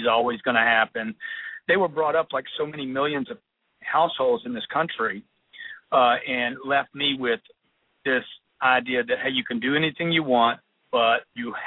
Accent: Lake Charles, Louisiana, United States; now in Los Angeles, United States; I grew up in Lake Charles, Louisiana.

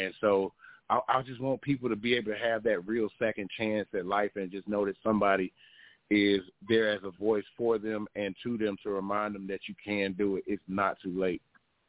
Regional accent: the South, United States; just because of our backgrounds, our raisings, I'm from the South

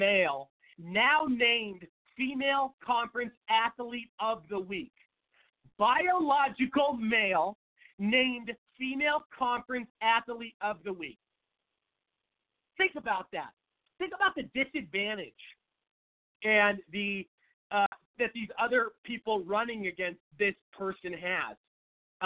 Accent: Seattle, Washington, United States; moved away as an adult; now in Phoenix, United States; I am from Seattle, Washington, live in Phoenix, Arizona, lived in Phoenix for about 7 years, grew up in Seattle

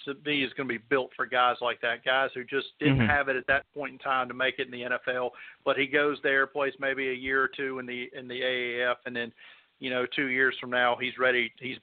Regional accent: Mobile, Alabama, United States; I'm from Mobile, so I'm down here 24/7.

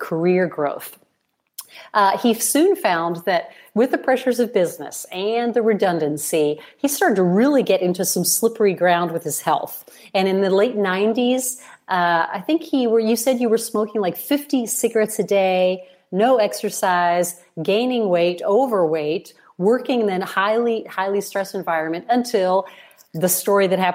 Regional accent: Chicago, Illinois, United States; now in Italy; I was born in Chicago.

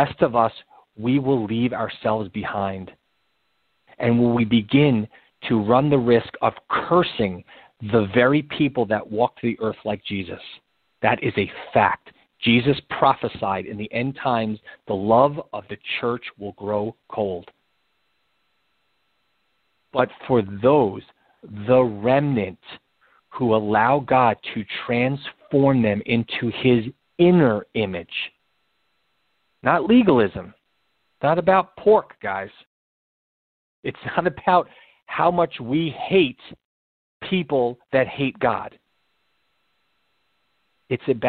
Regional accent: New York City, New York, United States; I was born in the Bronx, spent my summers in the Bronx. I live in New York

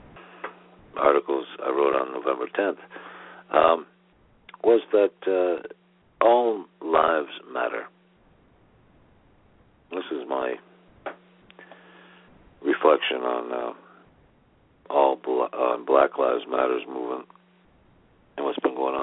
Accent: United States; I was proud of America and being American in 2008

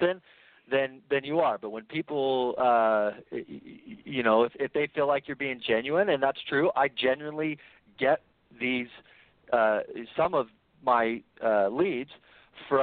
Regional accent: California, United States; now in Utah, United States; I grew up in California riding a wakeboard

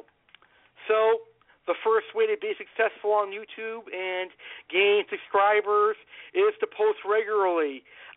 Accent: Massachusetts, United States; I'm from Massachusetts

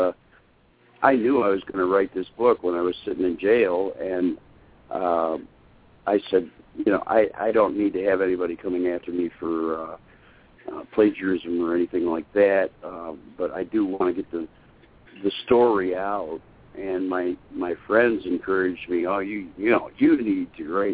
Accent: Syracuse, New York, United States; moved away as an adult; now in Kentucky, United States; I grew up in Syracuse, New York.

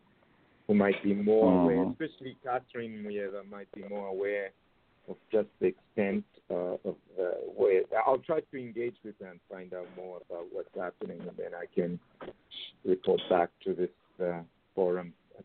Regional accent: Zambia; moved away; growing up in Zambia

